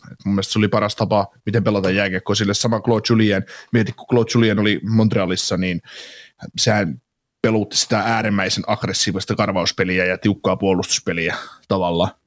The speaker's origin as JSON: {"language": "Finnish", "town": "Kaarina", "region": "Southwest Finland", "country": "Finland", "accent": "Turku", "said": "Miten voi kaarinalainen ihminen puhua turkua?"}